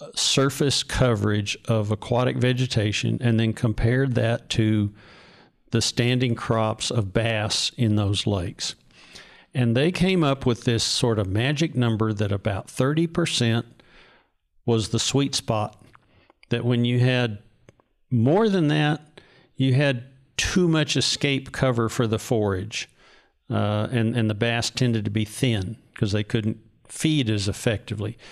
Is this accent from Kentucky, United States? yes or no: no; North Texas, United States; I grew up in North Texas.